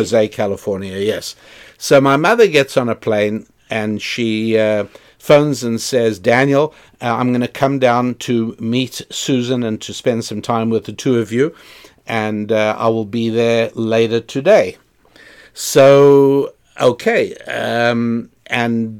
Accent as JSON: {"language": "English", "country": "South Africa", "tie": "born or raised there", "moved": "yes", "said": "when I was growing up in South Africa"}